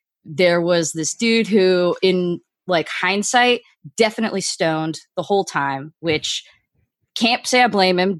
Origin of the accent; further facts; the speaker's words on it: Miami, Florida, United States; I am from Miami, Florida